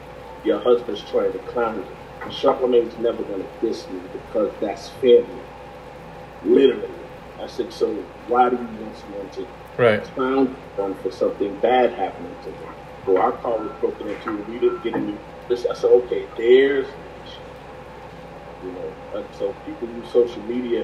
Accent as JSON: {"language": "English", "region": "New Jersey", "country": "United States", "said": "I'm from Jersey"}